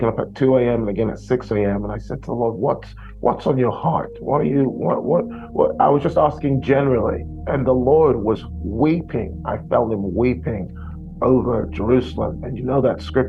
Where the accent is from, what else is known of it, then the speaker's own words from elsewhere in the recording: London, United Kingdom; I'm from London